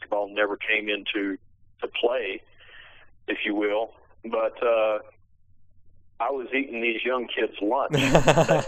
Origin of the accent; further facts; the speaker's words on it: United States; I was not doing my part as an American.